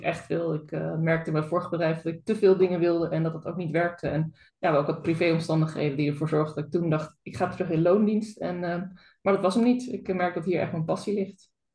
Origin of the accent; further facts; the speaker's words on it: Zeeland, Netherlands; ik ben ook Zeeuwse